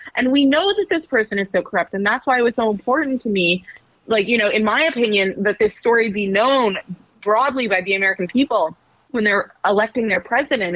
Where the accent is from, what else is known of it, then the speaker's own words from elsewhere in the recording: Canada; moved away as an adult; now in New York City, United States; I'm from Canada. Um, I'm not from the US